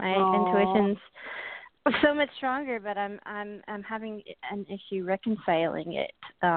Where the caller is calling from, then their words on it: Georgia, United States; I'm calling from Georgia.